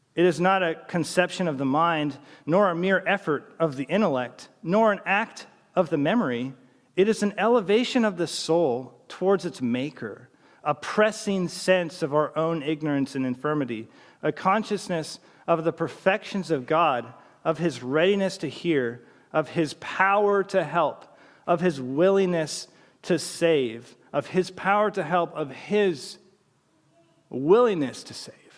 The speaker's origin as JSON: {"language": "English", "region": "British Columbia", "country": "Canada", "tie": "born or raised there", "said": "growing up in British Columbia, my d, mom and dad would take me to church"}